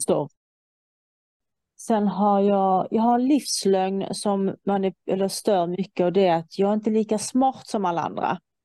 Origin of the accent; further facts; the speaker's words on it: Iran; now in Sweden; jag kommer från Iran